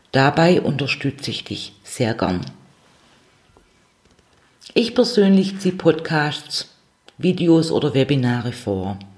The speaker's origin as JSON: {"language": "German", "region": "Swabia", "country": "Germany", "accent": "Swabian", "said": "ich gestalte es mit meinem schwäbischen"}